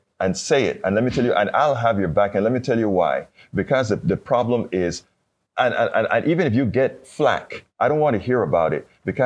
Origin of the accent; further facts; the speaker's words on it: Panama; moved away; I'm from Panama.